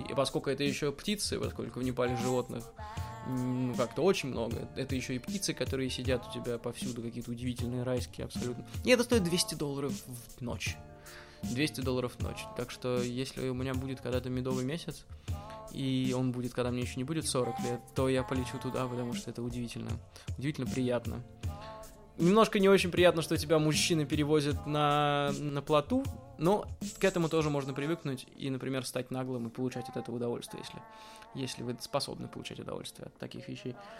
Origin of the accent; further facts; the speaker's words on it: Russia; из России, из России